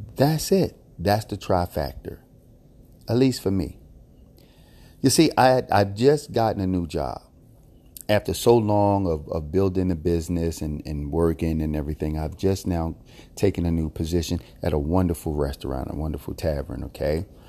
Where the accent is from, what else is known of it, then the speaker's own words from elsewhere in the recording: Philadelphia, Pennsylvania, United States; I was born and raised in Philadelphia